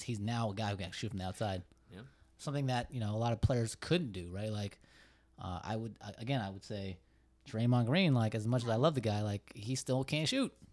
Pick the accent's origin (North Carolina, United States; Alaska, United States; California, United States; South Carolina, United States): California, United States; Bay Area; a Bay Area guy